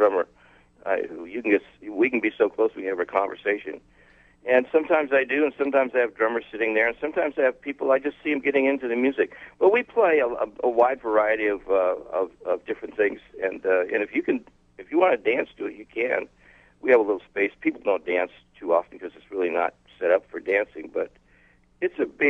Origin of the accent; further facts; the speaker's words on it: Palm Springs, California, United States; also born or lived in Massachusetts; I was born in Massachusetts. And then they moved to Palm Springs. And in Palm Springs, I had, my mom worked in restaurants